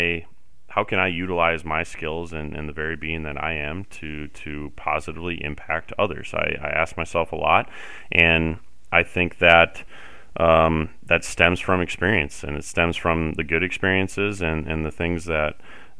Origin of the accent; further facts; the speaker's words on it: Summit, United States; growing up in Summit